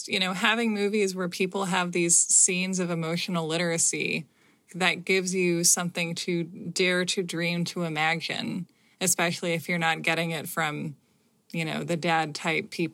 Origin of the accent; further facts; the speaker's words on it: United States; I'm an American